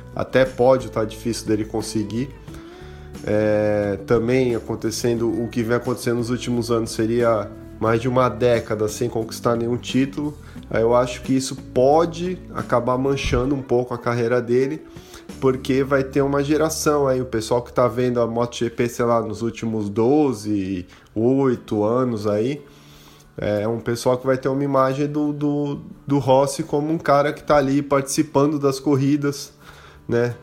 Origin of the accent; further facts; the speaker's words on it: Santos, São Paulo, Brazil; sou de Santos, São Paulo.